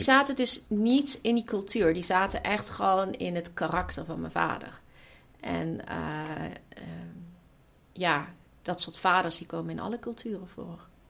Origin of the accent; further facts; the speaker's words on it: Weert, Limburg, Netherlands; ik kom uit Weert en ik ben opgegroeid in de jaren tachtig in Weert